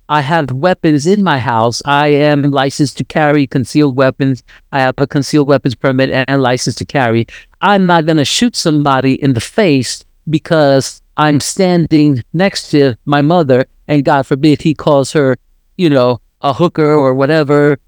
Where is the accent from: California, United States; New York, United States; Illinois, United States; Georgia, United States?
New York, United States; moved away; I was raised in New York